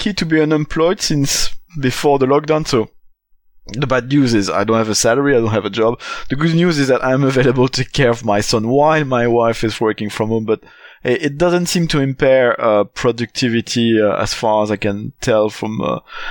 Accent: Belgium; first language French; English is a second language; now in London, United Kingdom

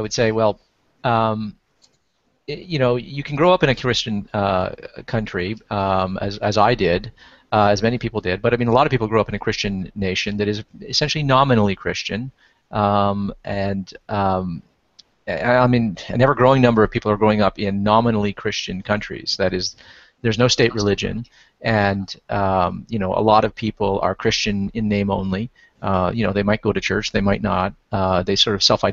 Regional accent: Canada; I grew up in Canada

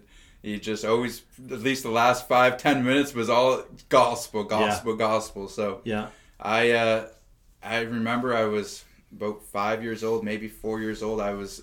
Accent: Halifax, Nova Scotia, Canada; This is home. I grew up here. I was born here.

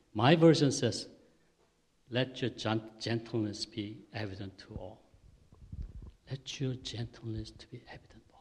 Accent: South Korea; accent: Korean; English is a second language; my Korean accent.

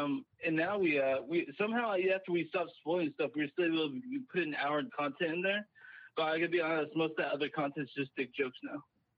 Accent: DeSoto, Texas, United States; moved away; I'm from DeSoto, Texas. I fucking hate where I grew up. I'm so glad I moved away from there.

